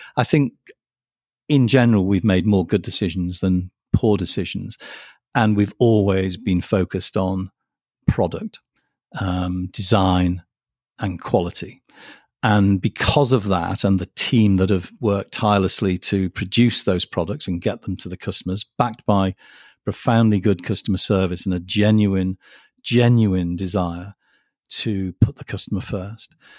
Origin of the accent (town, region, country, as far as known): United Kingdom